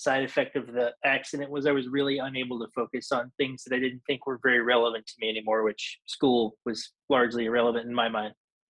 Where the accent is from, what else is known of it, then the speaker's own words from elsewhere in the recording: Nashville, Tennessee, United States; also born or lived in Franklin, Tennessee; I'm actually a Nashville native. More properly, I was born in Franklin, Tennessee, kind of the Thompson Station area, but definitely born into it. Third-generation musician.